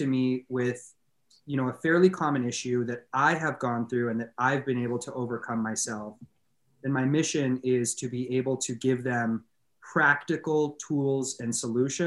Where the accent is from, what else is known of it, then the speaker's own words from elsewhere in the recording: Los Angeles, California, United States; born and raised in Los Angeles